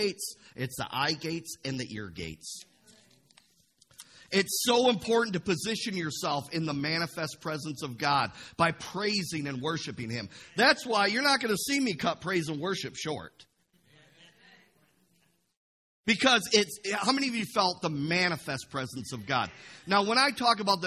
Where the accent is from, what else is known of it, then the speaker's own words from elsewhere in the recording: Imlay City, Michigan, United States; I grew up in Imlay City on a carrot farm for the first 18 years of my life